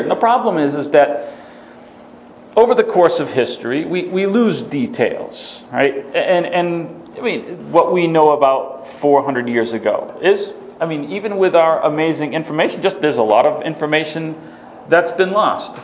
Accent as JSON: {"language": "English", "region": "Massachusetts", "country": "United States", "tie": "born or raised there", "said": "I was raised in Massachusetts"}